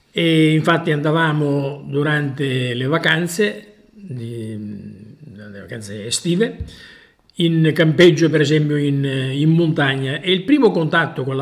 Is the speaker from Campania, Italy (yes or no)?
no; Sicily, Italy; born there; moved away as an adult; now in Busto Arsizio, Italy; Allora, io sono nato appunto in Sicilia, poi a 20 anni sono venuto a Busto Arsizio in Lombardia certo